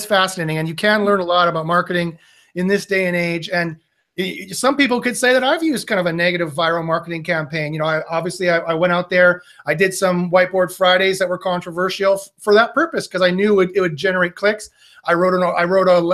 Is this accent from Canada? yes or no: yes; Canada; I'm Canadian